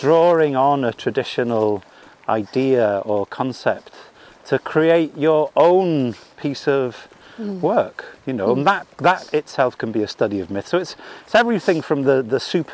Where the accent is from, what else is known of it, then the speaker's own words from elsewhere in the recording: Wales, United Kingdom; I identify myself as a Welsh man